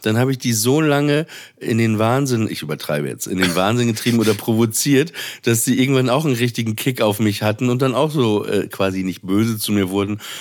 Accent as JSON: {"language": "German", "town": "Papenburg", "region": "Lower Saxony", "country": "Germany", "tie": "born or raised there", "said": "in der Nähe von Papenburg, wo ich aufgewachsen bin"}